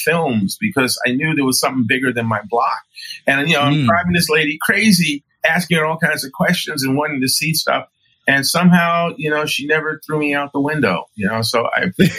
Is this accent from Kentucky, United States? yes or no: no; New York City, New York, United States; I'm an African-American male who was born and raised in New York City